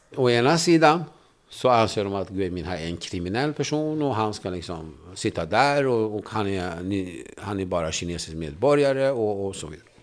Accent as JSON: {"language": "Swedish", "country": "Turkey", "tie": "born or raised there", "moved": "yes", "lives_now": "Sweden", "said": "när jag växte upp i Turkiet så fick inte vi tala kurdiska"}